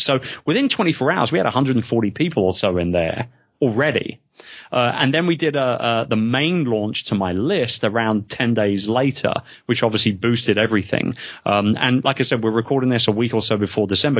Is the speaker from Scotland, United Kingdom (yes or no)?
no; London, United Kingdom; moved away; being a Londoner myself